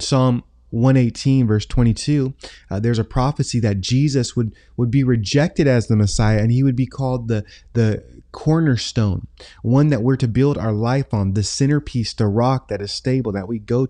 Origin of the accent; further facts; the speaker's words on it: Tacoma, Washington, United States; I grew up in Tacoma, Washington.